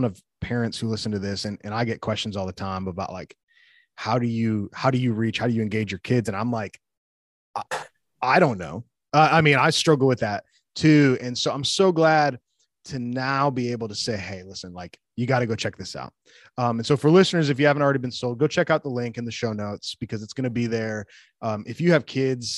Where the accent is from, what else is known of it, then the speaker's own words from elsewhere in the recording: the North, United States; also born or lived in the South (US); now in the South, United States; I live in the South. So yeah, but I'm from the North. So when I came down, I had to learn.